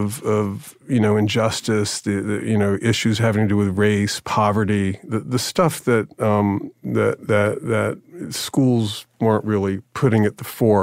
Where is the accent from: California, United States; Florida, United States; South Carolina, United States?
Florida, United States; Jacksonville; Jacksonville, Florida.